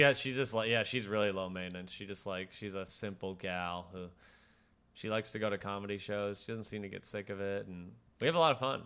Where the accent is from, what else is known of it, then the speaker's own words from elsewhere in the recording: Minneapolis, Minnesota, United States; moved away; I'm from Minneapolis